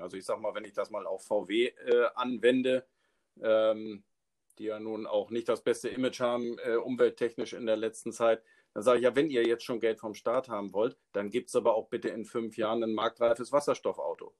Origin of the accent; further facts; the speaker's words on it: Schleswig-Holstein, Germany; now in Neustrelitz, Germany; wohnhaft in Neustrelitz, gebürtig aus Schleswig-Holstein